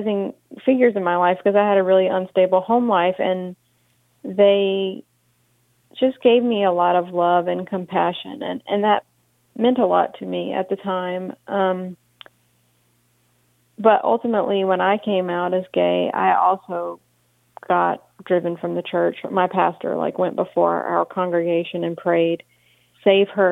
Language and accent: English; Monroe, Louisiana, United States; I grew up in Monroe.